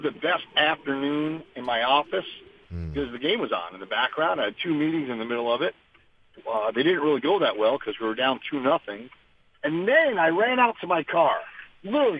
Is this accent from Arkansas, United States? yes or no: no; New York, United States; moved away; also born or lived in Michigan / Missouri / Florida; growing up in the North in New York